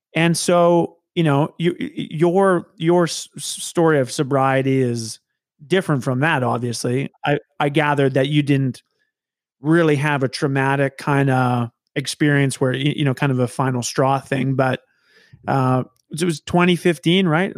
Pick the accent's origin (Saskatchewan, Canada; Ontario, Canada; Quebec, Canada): Saskatchewan, Canada; Saskatoon; moved away as an adult; now in Regina, Canada; I, I moved to Regina. So I'm, I'm from Saskatoon